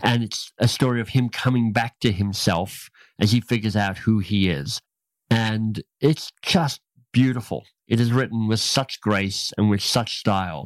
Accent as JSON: {"language": "English", "country": "Australia", "tie": "born or raised there", "also_born_or_lived": "United States", "moved": "as an adult", "said": "I grew up in Australia"}